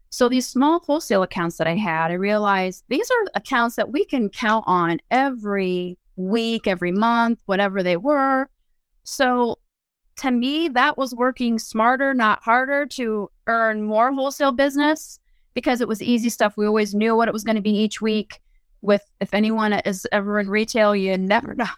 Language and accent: English; Findlay, Ohio, United States; moved away as an adult; wanted to move back to my hometown, and my former husband and I did so